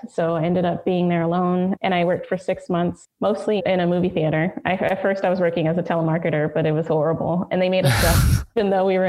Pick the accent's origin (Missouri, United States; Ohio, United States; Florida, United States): Florida, United States; South; moved away as an adult; also born or lived in northern Nigeria / Baltimore; I'm from South Florida, and my father is from Ghana, and he came to the U.S. after he met my mother.